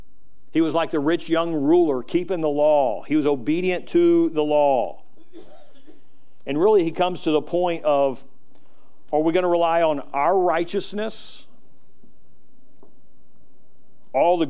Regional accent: United States; I'm American. I'm thankful that I was born in America

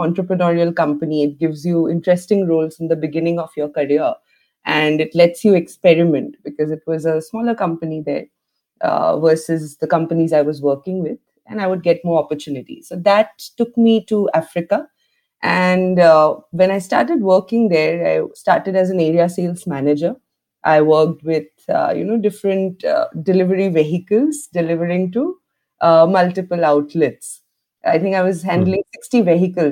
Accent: Assam, India; moved away; also born or lived in Sweden; I was born and brought up in Assam

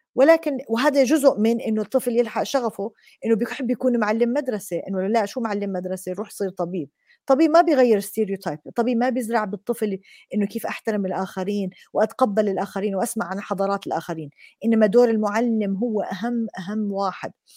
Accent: Jordan; عندنا بالأردن بالجامعات

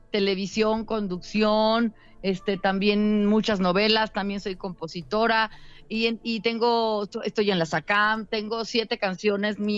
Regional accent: León, Guanajuato, Mexico; Sí, no, yo la verdad es que empecé en León, allá yo soy de León, Guanajuato. Entonces, allá yo estudié en la Escuela Superior de Música en mi León, porque yo soy de familia de cantantes.

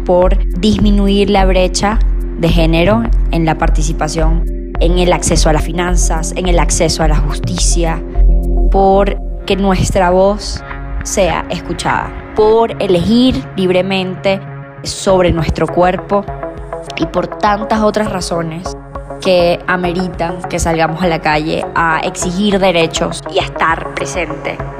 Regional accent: Venezuela; soy venezolana

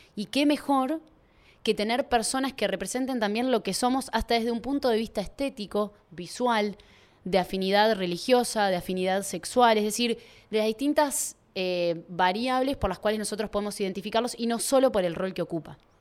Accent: Uruguay; hablo de acá de Uruguay

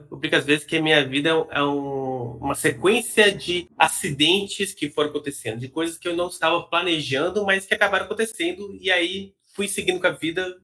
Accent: Minas Gerais, Brazil; moved away as an adult; E, então, eu, eu sou de Minas Gerais, morei lá até meus 18 anos, que é mais ou menos quando vem essa época da, da faculdade.

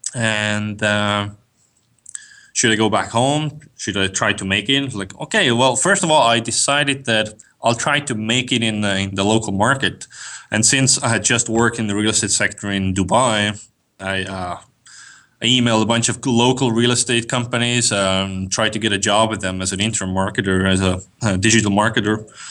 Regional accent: Estonia; moved away as an adult; now in United States; I'm from Estonia. Uh, for the last three years, I've, I've lived in the States

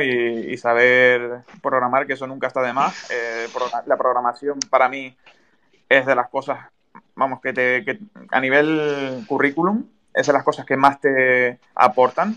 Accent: Tenerife, Canary Islands, Spain; yo soy de Tenerife

